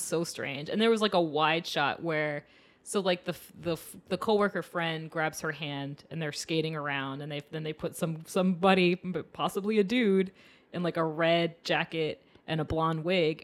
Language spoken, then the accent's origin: English; Maine, United States; I'm from Maine, so it's very cold and dark